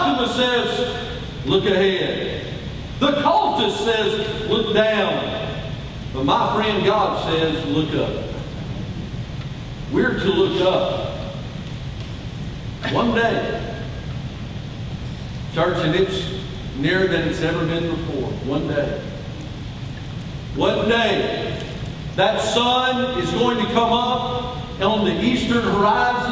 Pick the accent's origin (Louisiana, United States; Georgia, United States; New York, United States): Georgia, United States; Atlanta; I was born on a beautiful, crisp October Sunday in downtown Atlanta